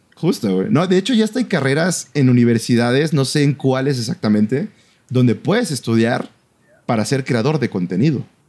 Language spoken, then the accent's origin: Spanish; Mexico; fue en una escuela ah, de donde yo soy originario, ¿no? De mi ciudad, de, mi ciudad natal.